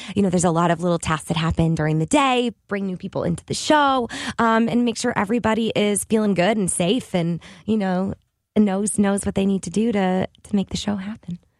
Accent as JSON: {"language": "English", "town": "St. Louis", "region": "Missouri", "country": "United States", "tie": "born or raised there", "moved": "yes", "said": "From when I was seven years old, I spent every summer at the Muni"}